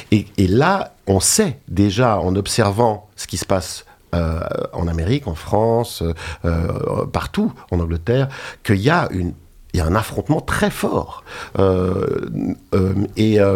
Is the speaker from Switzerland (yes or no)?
yes; Geneva, Switzerland; je suis de Genève et j'ai travaillé longtemps en tant que naturopathe.